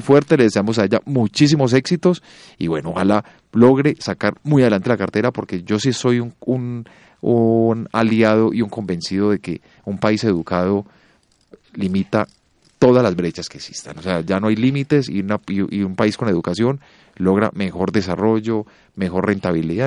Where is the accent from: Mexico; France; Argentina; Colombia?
Colombia; Antioquia; somos los antioqueños